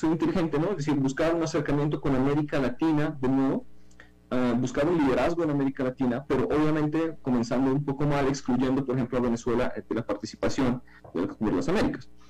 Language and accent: Spanish; Ukraine; Como ucraniano creo que eso no tiene ningún sentido.